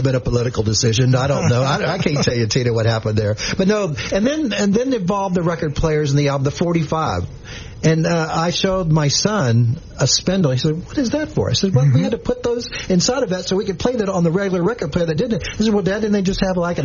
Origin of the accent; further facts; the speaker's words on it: Shreveport, Louisiana, United States; I was growing up in Shreve Island